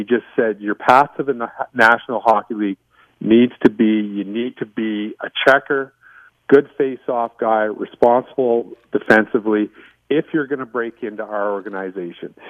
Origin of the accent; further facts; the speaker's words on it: Winnipeg, Manitoba, Canada; also born or lived in Zweibrücken, Germany; and then moved back to Winnipeg.